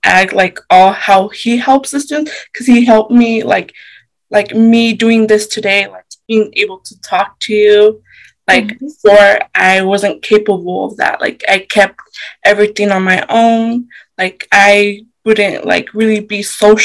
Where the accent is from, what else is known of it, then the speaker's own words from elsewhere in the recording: Idaho Falls, Idaho, United States; I was born in Idaho Falls